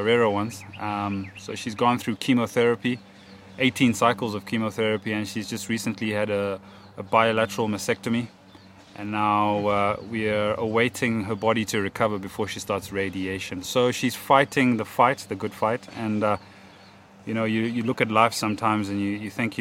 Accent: Kadoma, Mashonaland West, Zimbabwe; born and bred in Zimbabwe in a small town called Kadoma

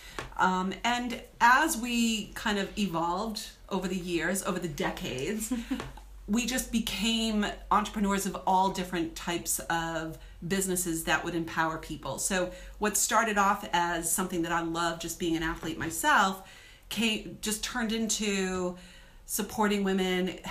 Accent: New England, United States; I am from New England

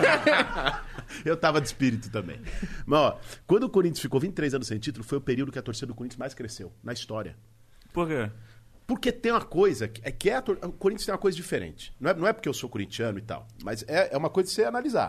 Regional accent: São Paulo, Brazil; Eu nasci em Pinheiros. A vida de classe média São Paulo, e é assim até hoje

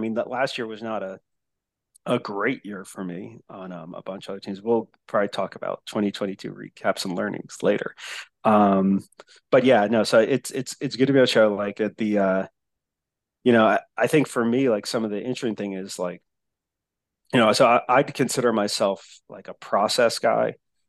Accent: New Jersey, United States; accent: Jersey; also born or lived in Texas; my accent's way worse anyway. my mongrel like Jersey. Then moved to Texas and being in Texas for 12 years accent.

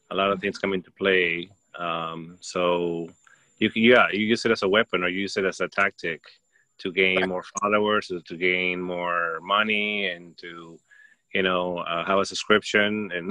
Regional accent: Peru; I grew up in Peru

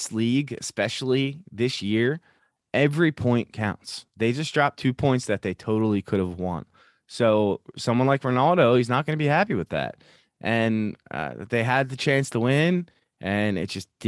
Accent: United States; as an American

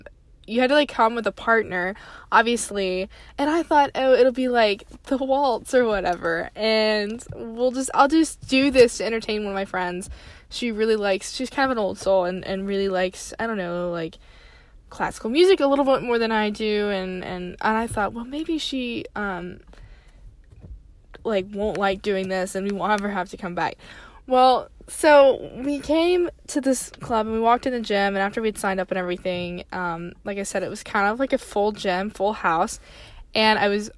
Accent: the South, United States; I was raised in the South.

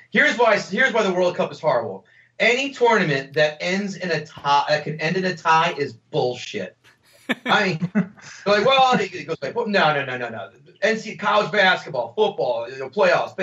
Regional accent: United States; We're Americans

